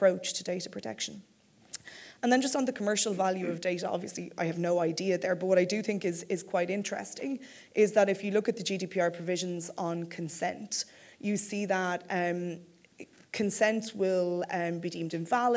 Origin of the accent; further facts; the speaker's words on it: Ireland; now in United Kingdom; I'm Irish, but living in the UK